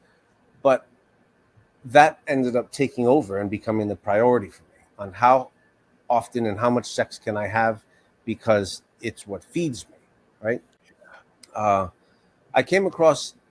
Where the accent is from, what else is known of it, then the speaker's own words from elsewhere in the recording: New York City, New York, United States; I grew up in New York City